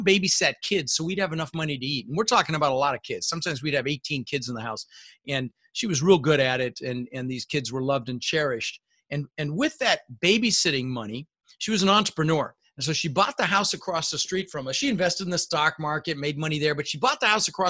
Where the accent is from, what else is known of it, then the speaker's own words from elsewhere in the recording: Denver, Colorado, United States; English is a second language; also born or lived in Netherlands; we ended up in Denver, Colorado, where I lived for 30 years